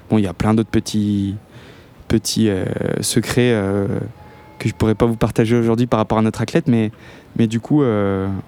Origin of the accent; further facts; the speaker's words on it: Auvergne-Rhône-Alpes, France; now in Chamonix, France; Moi et ma compagne, on vient des Aravis.